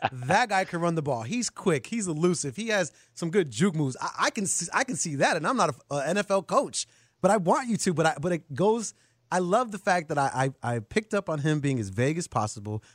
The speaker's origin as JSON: {"language": "English", "town": "Chicago", "region": "Illinois", "country": "United States", "tie": "born or raised there", "said": "growing up in Chicago"}